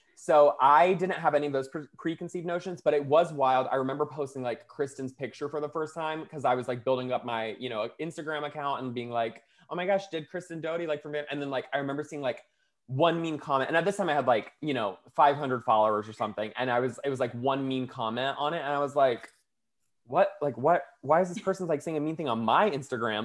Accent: Florida, United States; now in Los Angeles, United States; I'm from Florida

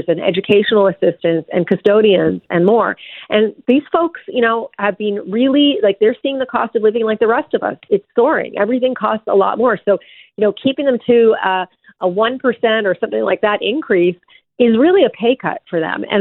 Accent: Newfoundland and Labrador, Canada; now in Ontario, Canada; I grew up in Newfoundland, born and raised.

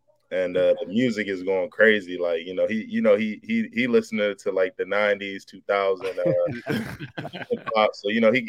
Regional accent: Maryland, United States; also born or lived in Florida / Virginia; when I moved from Florida to Maryland.

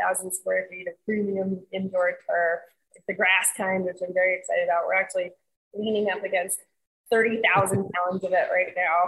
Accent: New York City, New York, United States; moved away as an adult; now in Florida, United States; I'm from New York City. I was born and raised there. I came here for school in 99

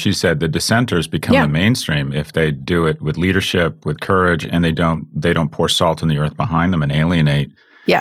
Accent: Los Angeles, California, United States; I grew up in Los Angeles

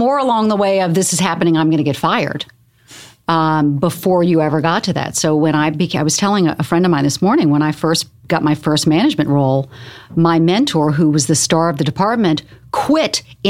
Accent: the South, United States; now in New York, United States; You know, I grew up in the South. I moved to New York when my father forbid me to move to New York because it was too dangerous.

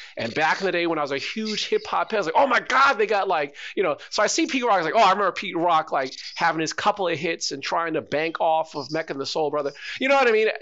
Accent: Canada; talk about our music and our culture, being a Canadian

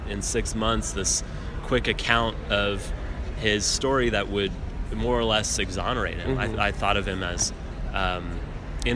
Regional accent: Denver, Colorado, United States; my cousin Alex Blum, who I grew up with in Denver, Colorado.

